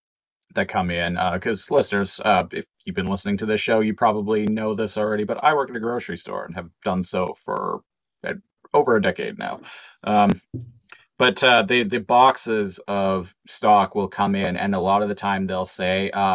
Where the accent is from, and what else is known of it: Canada